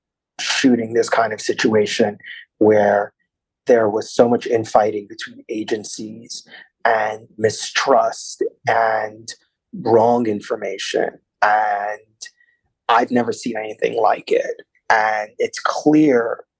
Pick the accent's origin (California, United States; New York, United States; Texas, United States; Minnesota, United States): New York, United States; New York City; also born or lived in Washington, D.C.; I grew up in Brooklyn